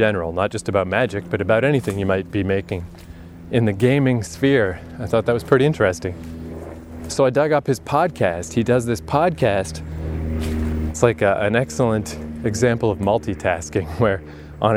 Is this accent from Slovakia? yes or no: no; Eastern Canada, Canada; I was living in Eastern Canada.